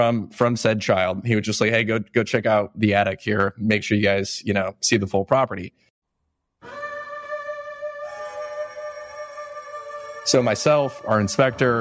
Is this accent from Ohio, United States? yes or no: yes; Elyria, Ohio, United States; my hometown, Elyria, Ohio.